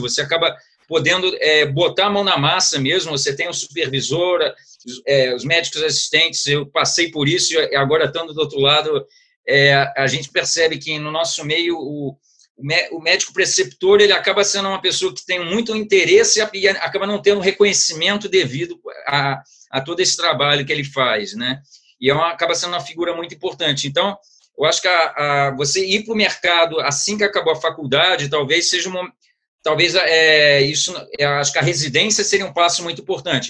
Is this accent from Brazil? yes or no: yes; Rio de Janeiro, Brazil; also born or lived in Niterói; eu fiz minha formação é, inicial toda no Rio de Janeiro, onde, eu, onde, onde minha família, onde, eu, onde eu nasci de qualquer forma